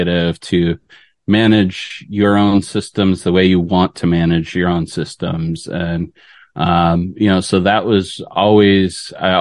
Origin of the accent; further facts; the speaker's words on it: Detroit, Michigan, United States; I grew up in Michigan. So good old fashioned Midwest boy. Yeah, grew up around in the Detroit area